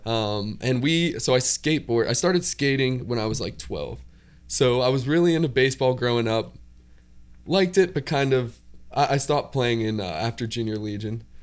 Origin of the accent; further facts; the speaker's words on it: Indiana, Pennsylvania, United States; moved away as an adult; now in Pittsburgh, United States; I'm actually from Indiana, Pennsylvania.